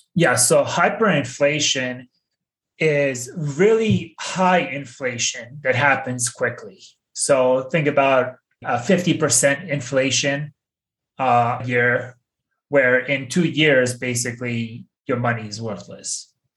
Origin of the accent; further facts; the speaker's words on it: Bosnia & Herzegovina; When I was 10 years old, growing up in Bosnia, I experienced hyperinflation